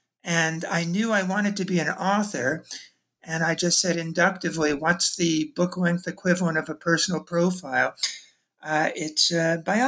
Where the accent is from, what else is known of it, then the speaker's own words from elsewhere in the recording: New York City, New York, United States; Sure. Well, I'm from Brooklyn originally.